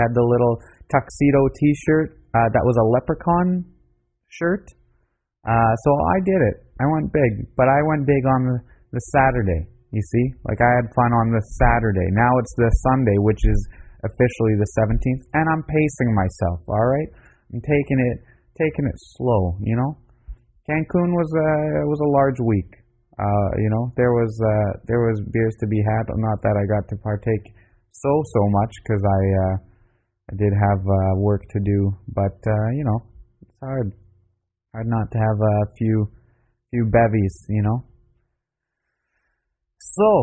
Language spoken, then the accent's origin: English; Canada; I'm from Canada